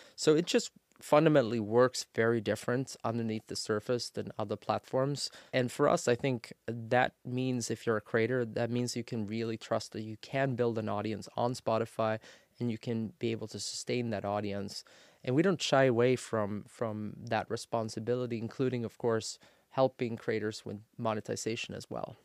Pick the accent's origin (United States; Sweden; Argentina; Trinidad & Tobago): Sweden; I'm born and raised in Sweden